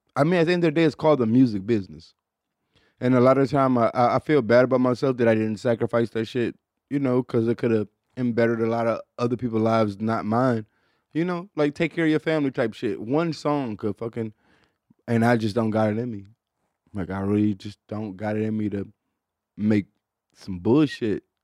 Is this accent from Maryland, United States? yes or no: no; Detroit, Michigan, United States; I'm from Detroit, Michigan is the Midwest. Like, growing up in like the early 90s